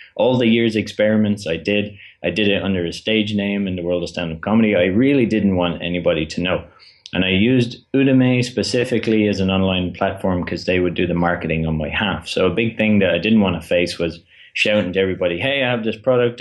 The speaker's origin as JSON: {"language": "English", "country": "Ireland", "said": "I am from Ireland"}